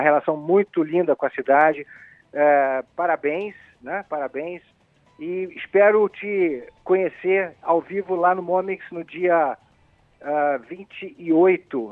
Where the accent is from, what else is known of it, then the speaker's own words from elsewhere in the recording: Rio de Janeiro, Brazil; eu sou carioca da gema